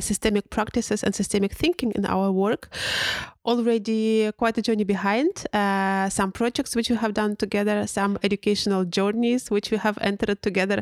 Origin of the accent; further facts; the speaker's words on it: Russia; now in Berlin, Germany; being based in Berlin, Germany, uh, but being actually from Russia